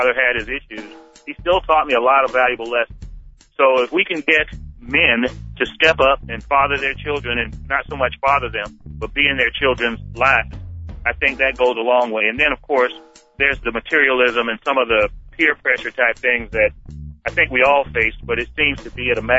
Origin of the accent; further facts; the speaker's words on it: Savannah, Georgia, United States; I was born in Savannah, Georgia, to a family that was underprivileged.